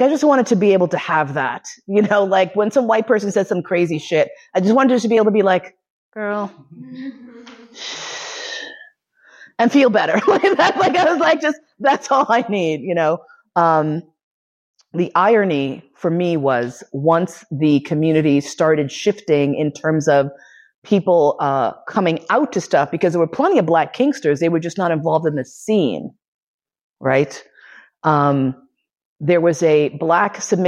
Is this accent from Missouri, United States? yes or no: no; New York City, New York, United States; moved away as an adult; also born or lived in Bay Area; now in Vienna, Austria; grew up in New York City